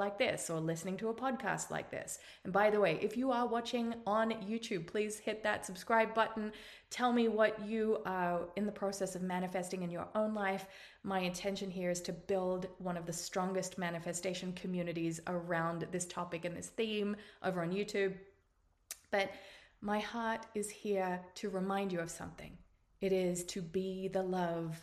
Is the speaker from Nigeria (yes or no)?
no; Australia; accent: Australian; now in United States; You can tell by my accent that I'm Australian, but I now live in the United States